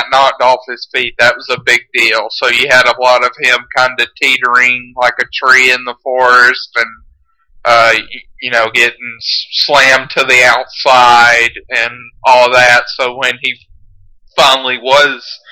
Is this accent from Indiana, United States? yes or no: no; Carrollton, Georgia, United States; I grew up in Carrollton, Georgia